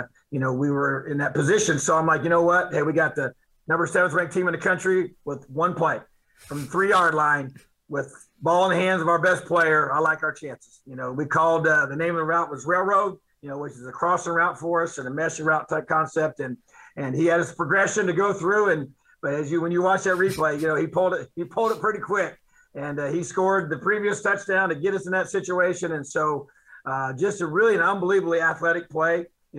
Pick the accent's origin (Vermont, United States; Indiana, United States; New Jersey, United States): Indiana, United States; It's been awesome to be able to do this in my home state, and pretty special.